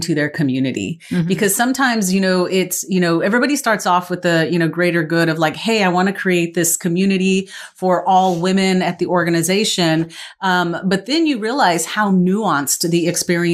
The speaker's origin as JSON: {"language": "English", "region": "West Texas", "country": "United States", "also_born_or_lived": "East Coast", "moved": "as an adult", "said": "I moved to the East Coast, it was like, okay, I'm from Texas. I'm from West Texas"}